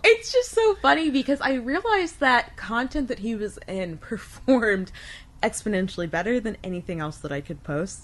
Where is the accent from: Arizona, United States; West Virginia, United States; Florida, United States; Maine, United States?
Florida, United States; Wesley Chapel; also born or lived in Tampa, Florida; my family moved to Pasco County when I was in kindergarten, and I kind of lived here for most of my life.